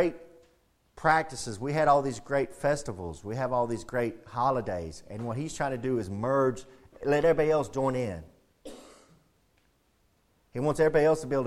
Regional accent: United States; I'm an American

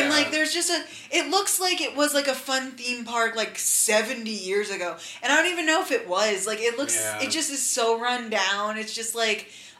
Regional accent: Indiana, United States; be from Indiana

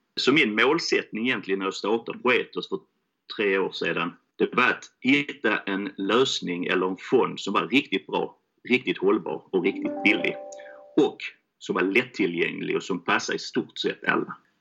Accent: Helsingborg, Skåne, Sweden; Jag kommer från Helsingborg, det är därför jag låter som jag gör

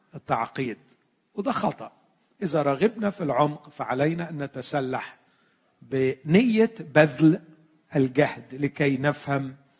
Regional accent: Egypt; عندنا في مصر

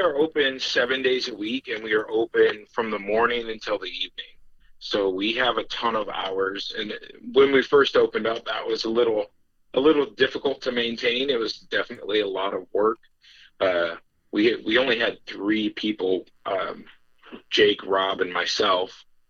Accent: Minneapolis, Minnesota, United States; moved away as an adult; now in Wisconsin, United States; Heads up, I'm from Minneapolis, so...

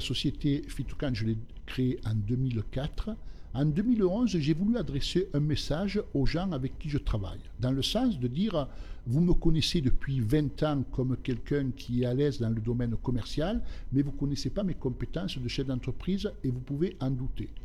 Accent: Alpes-de-Haute-Provence and upper Var, Provence-Alpes-Côte d'Azur, France; also born or lived in southern Italy; J'ai grandi, je suis, je suis né en Italie, dans le sud de l'Italie. Je suis venu en France, j'avais à l'âge de 3 ans. Et j'ai vécu euh, dans la région des Basses-Alpes et du haut var

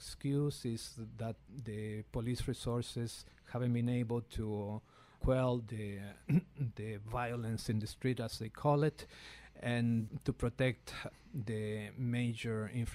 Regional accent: Valparaíso, Chile; moved away; also in Valparaíso, one of is the main port in Chile, my hometown

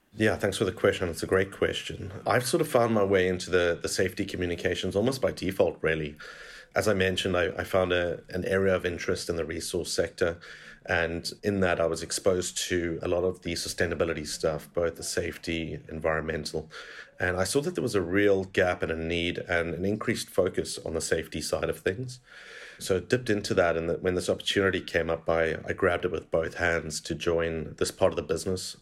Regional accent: South Africa; moved away as an adult; also born or lived in London, United Kingdom / Canada; now in Saudi Arabia; I'm born and bred in South Africa, and that's where it sort of shaped my, my identity there

